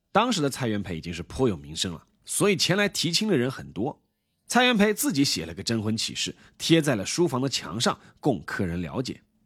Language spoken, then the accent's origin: Chinese; China; 我们都是中国人